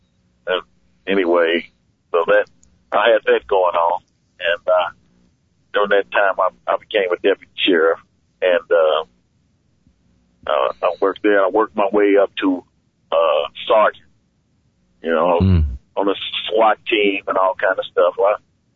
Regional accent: Kansas City, Kansas, United States; I was brought up on Quindaro Boulevard in Kansas City, Kansas.

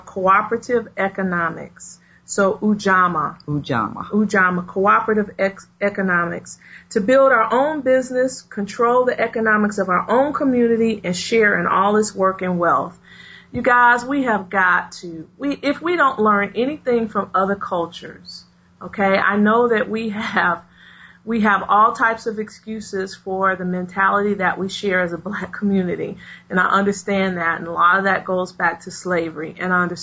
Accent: Chicago, Illinois, United States; I grew up on the South Side of Chicago

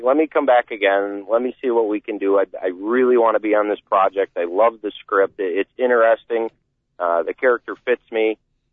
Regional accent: Plainfield, Illinois, United States; I grew up in the Chicago area

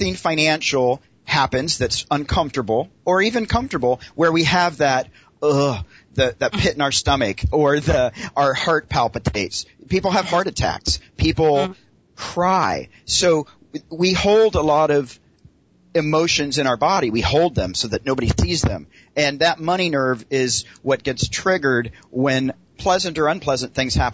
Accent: Tennessee, United States; moved away as an adult; also born or lived in Los Angeles, California; now in Los Angeles area, United States; I grew up in Tennessee

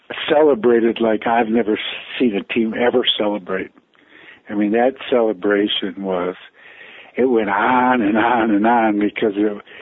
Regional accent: Detroit, Michigan, United States; moved away as an adult; I grew up in the Detroit area

